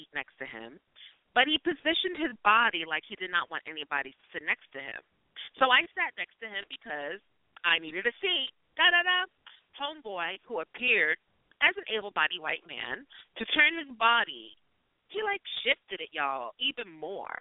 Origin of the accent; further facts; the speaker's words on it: New York City, New York, United States; I was born in the project buildings of East Harlem